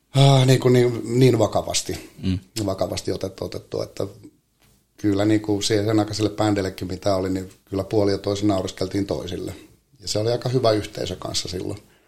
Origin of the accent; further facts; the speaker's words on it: Helsinki, Uusimaa, Finland; meillä Lauttasaaressa oli tota, noin, niin meillä oli semmoinen, on varmaan oltu toka, kolma, nel, toka kolmas neljäs luokka, niin meillä oli kyllä oma sarja siellä